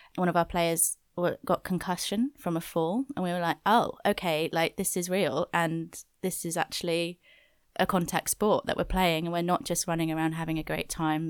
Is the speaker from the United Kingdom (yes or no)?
yes; Wales, United Kingdom; I'm from Wales, so that's a big part of my culture